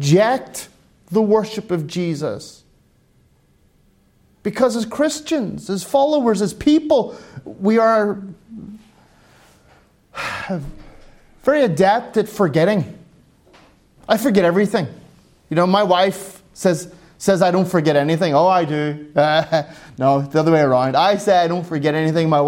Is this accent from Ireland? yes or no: yes; Ireland; moved away; I'm an Irishman